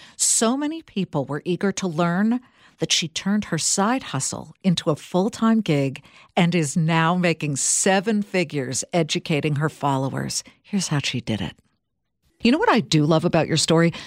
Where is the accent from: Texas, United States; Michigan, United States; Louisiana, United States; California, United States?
California, United States; I'm from California